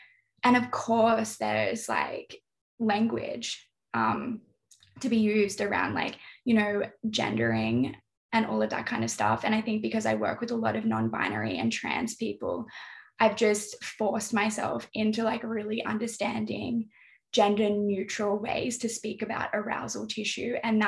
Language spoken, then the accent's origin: English; North East England, United Kingdom; But then sometimes I'm just Geordie.